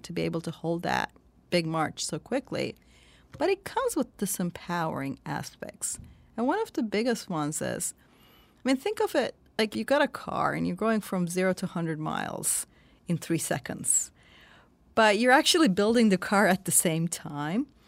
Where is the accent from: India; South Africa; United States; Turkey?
Turkey; born or raised there; moved away